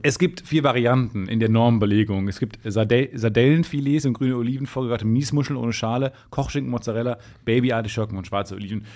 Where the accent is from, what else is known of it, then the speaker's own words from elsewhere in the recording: Dortmund, North Rhine-Westphalia, Germany; accent: Ruhrpott; moved away as an adult; now in Cologne, Germany; Ich komme aus der Ecke von Dortmund